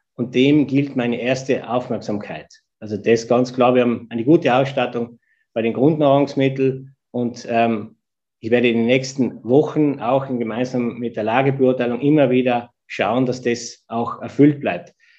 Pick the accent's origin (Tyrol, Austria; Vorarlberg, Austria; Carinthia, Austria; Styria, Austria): Tyrol, Austria; East; moved away as an adult; now in Vienna, Austria; Ich bin in Tirol geboren, ich bin in Tirol aufgewachsen, dort ist meine Familie